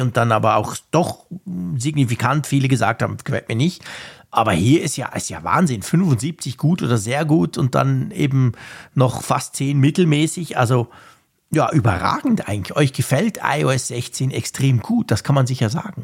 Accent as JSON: {"language": "German", "country": "Switzerland"}